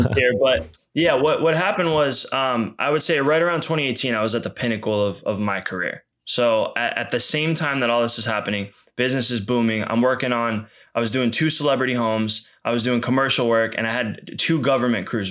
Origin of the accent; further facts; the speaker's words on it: outside of Boston, Massachusetts, United States; I grew up outside of Boston